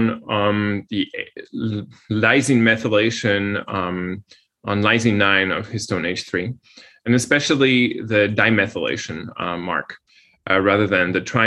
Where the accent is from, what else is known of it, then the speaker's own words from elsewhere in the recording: Poland; moved away; I come from Poland